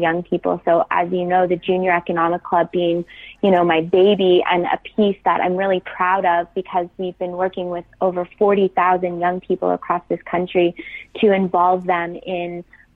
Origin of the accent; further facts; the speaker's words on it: Toronto, Ontario, Canada; I grew up in Toronto